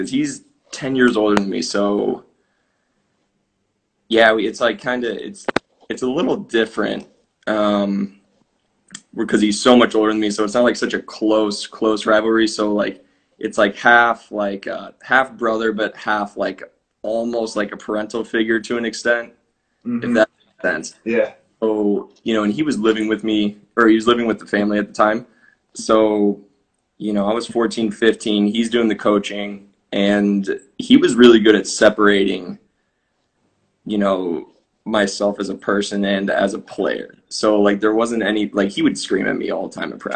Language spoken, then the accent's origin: English; Champaign, Illinois, United States; moved away as an adult; now in Finland; So I'm from Champaign, Illinois, which for people not familiar with like the Illinois area, it's like 2.5 hours south of Chicago. So I grew up playing for my hometown club till I was about 13